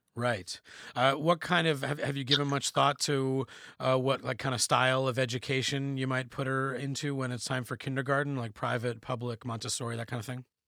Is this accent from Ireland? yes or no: no; Canada; we're Canadian